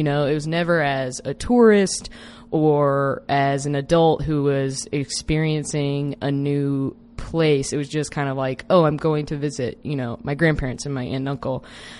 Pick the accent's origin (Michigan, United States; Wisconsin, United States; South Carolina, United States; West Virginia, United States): South Carolina, United States; while I was growing up in South Carolina